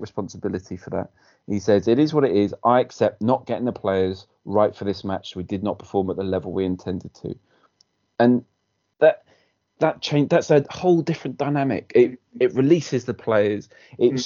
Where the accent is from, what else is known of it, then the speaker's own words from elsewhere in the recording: Wales, United Kingdom; as a Welshman